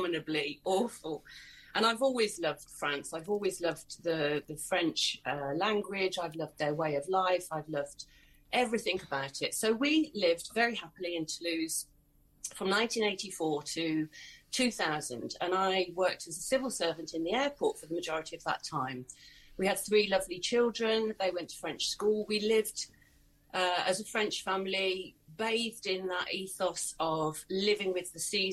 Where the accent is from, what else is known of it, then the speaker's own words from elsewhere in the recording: Worcestershire, West Midlands, United Kingdom; I moved back to my hometown. I'm in Worcestershire, in the middle of England.